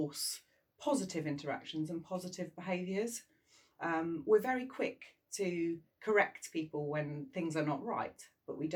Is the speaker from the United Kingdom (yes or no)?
yes; England, United Kingdom; I'm from England